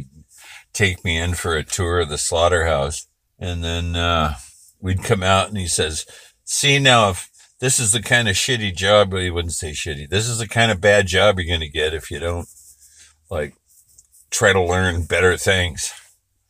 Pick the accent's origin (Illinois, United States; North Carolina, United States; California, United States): California, United States; Berkeley; I was born in Berkeley, California.